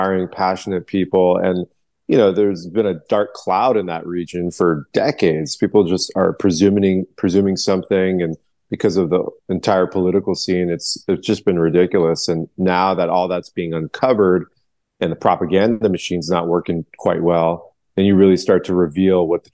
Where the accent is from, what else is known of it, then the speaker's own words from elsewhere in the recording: United States; I'm from Iran, but I was born here in America, and never been to Iran